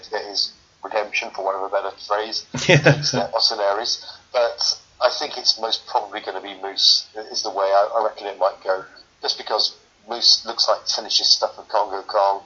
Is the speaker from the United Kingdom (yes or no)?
yes; United Kingdom; as a British wrestling fan